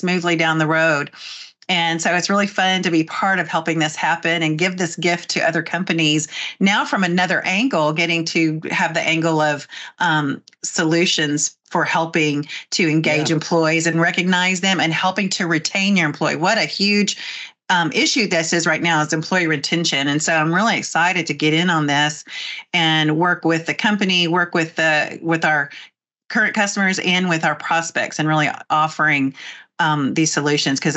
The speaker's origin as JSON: {"language": "English", "region": "Texas", "country": "United States", "said": "by my saying y'all and hey and howdy, that I'm from Texas."}